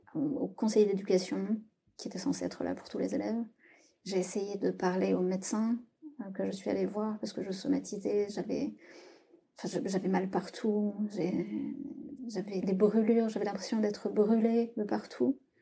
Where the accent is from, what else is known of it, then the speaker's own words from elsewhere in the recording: south-west France, France; moved away as an adult; now in Paris, France; Je vis à Paris depuis une dizaine d'années et je viens du sud-ouest de la France.